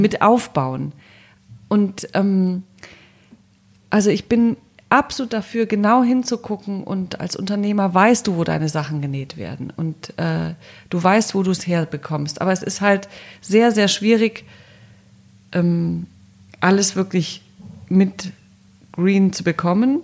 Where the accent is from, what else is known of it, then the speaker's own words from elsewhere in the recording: Cologne, North Rhine-Westphalia, Germany; moved away as an adult; also born or lived in Brussels / Paris; now in Berlin, Germany; Köln als Kölnerin, ich bin ja Kölnerin